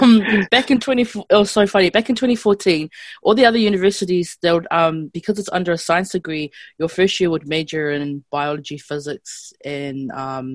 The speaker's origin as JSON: {"language": "English", "town": "Porirua", "region": "Wellington", "country": "New Zealand", "tie": "born or raised there", "moved": "as an adult", "lives_now": "Auckland, New Zealand", "said": "Yep, born and raised in Cannons Creek. I was raised AOG."}